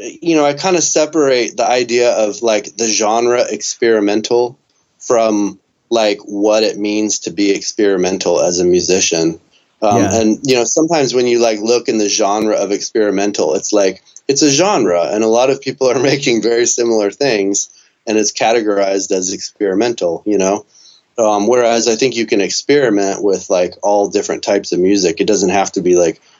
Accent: Dallas, Texas, United States; also born or lived in Austin, Texas; I grew up in Dallas, went to UT, so lived in Austin for a few years

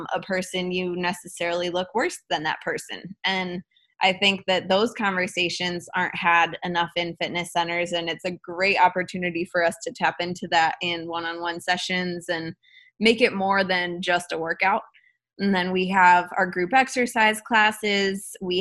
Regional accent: Cleveland, Ohio, United States; also born or lived in Midtown, Atlanta; now in Atlanta, United States; I was born and raised in Cleveland, Ohio, and I live in Midtown now

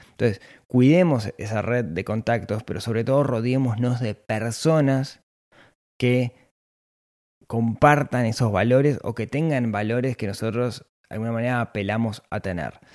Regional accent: Ciudad de la Costa, Canelones, Uruguay; nací en la ciudad de la costa

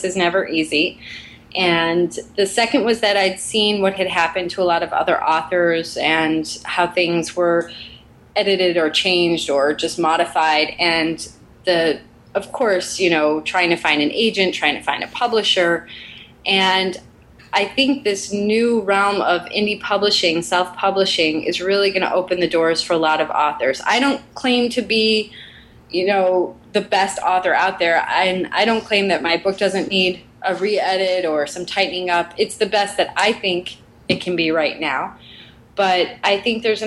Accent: Chicago, Illinois, United States; now in Los Angeles, United States; I grew up in Chicago

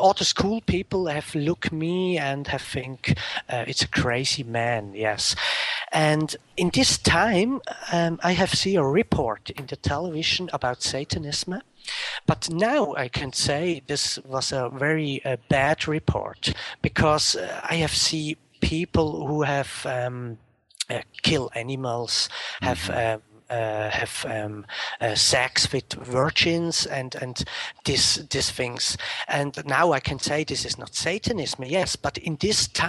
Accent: Zurich, Switzerland; I was born in Switzerland, in Zurich. And now I am 35 years old and live in Switzerland. I live 20 minutes from Zurich.

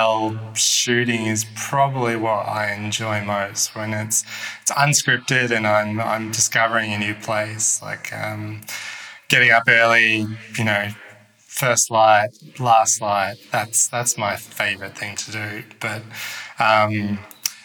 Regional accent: Melbourne, Victoria, Australia; moved away as an adult; also born or lived in Ho Chi Minh City, Vietnam; now in Hanoi, Vietnam; I'm from Melbourne, Australia

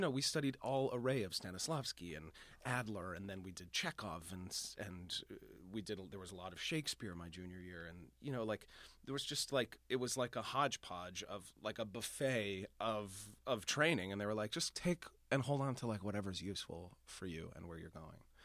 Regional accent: Boston, Massachusetts, United States; moved away as an adult; now in New York, United States; I am from Boston

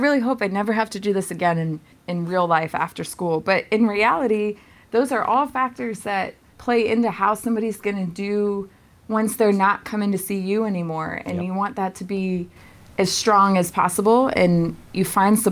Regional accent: Virginia, United States; now in Maine, United States; I'm from Virginia. Things don't freeze well enough down there

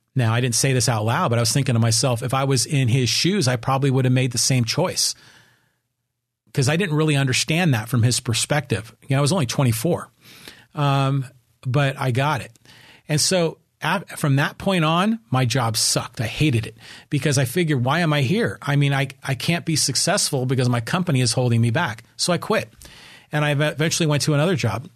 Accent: Burlingame, California, United States; now in Poway, United States; I was raised up in Burlingame.

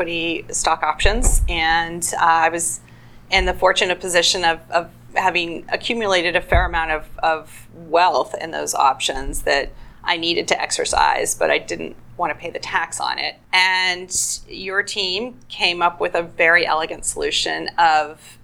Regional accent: San Diego, California, United States; also born or lived in Claremont / New York; I grew up here in San Diego

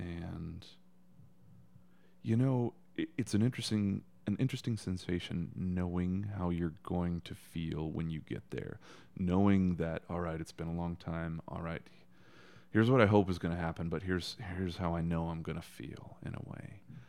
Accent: Texas, United States; Anyways, I'm telling a Texan story here.

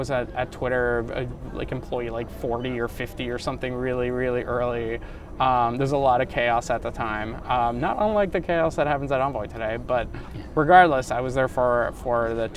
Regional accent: Ottawa, Ontario, Canada; also born or lived in Romania / Germany; So when I was from 3 years old on in Ottawa, Canada, that's where I grew up.

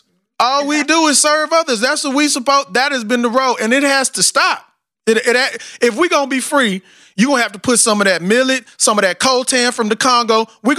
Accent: Texas, United States; You got me from Texas, my country, African self.

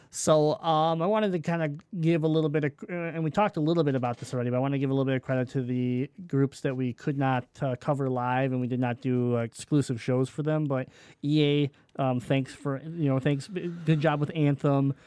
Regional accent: Detroit, Michigan, United States; we're from Michigan. We're from Detroit

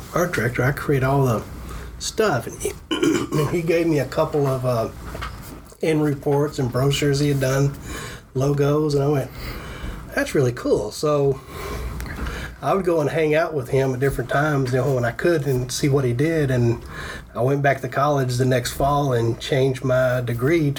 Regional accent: Fort Worth, Texas, United States; I was born in Fort Worth, Texas. Went to school at the University of Texas at Arlington. I'm an seventh generation Texan

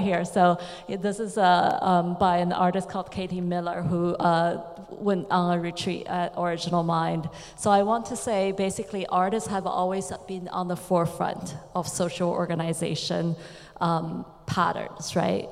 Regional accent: China; I come from China.

